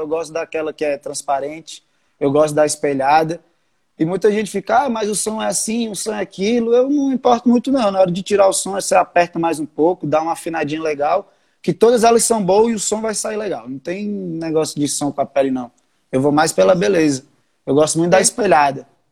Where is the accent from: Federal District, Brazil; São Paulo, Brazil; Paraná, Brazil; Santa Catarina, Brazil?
Federal District, Brazil; Brasília; Eu nasci aqui em Brasília mesmo. Só tipo, os tios, avós, os pais são do Rio.